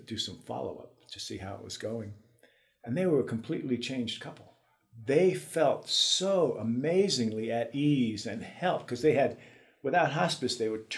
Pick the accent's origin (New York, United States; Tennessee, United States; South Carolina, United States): New York, United States; New York City; moved away as an adult; I grew up in the Bronx in New York City in 1950s and 60s and the early 70s before I left for good